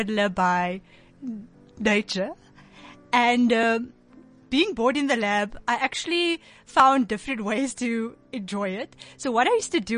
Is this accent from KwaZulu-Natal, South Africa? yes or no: no; Cape Town, Western Cape, South Africa; now in Johannesburg, South Africa; I grew up in Cape Town on the Cape Flats.